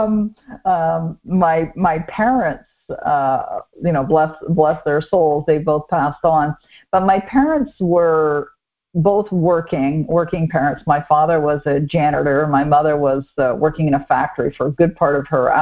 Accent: Toronto, Ontario, Canada; also born or lived in Vancouver / Montreal; now in Ottawa, Canada; I was born and raised in Toronto

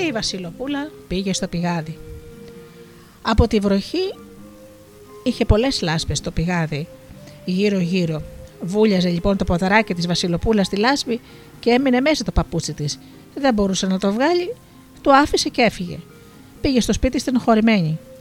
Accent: Missolonghi, West Greece, Greece; εγώ κατάγομαι από το Μοσολόγγι.

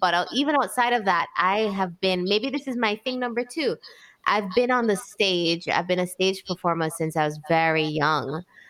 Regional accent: Jamaica; also born or lived in Spain; I'm from the Caribbean.

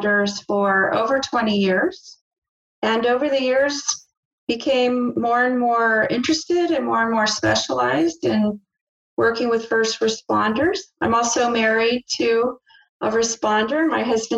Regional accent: El Paso, Texas, United States; I'm actually a native El Pasoan. I'm from El Paso

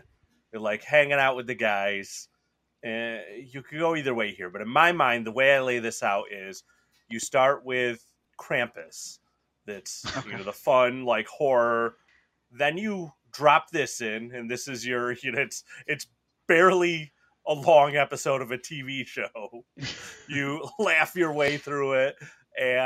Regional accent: Western New York, United States; we're three guys from Western New York

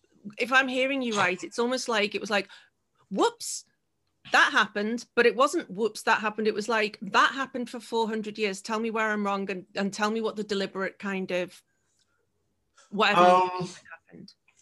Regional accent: Liverpool, North West England, United Kingdom; now in Tokyo, Japan; By the way, I'm from Liverpool, by the way.

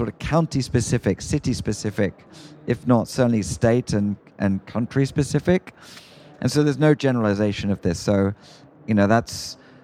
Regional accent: United Kingdom; moved away as an adult; now in United States; as a Brit

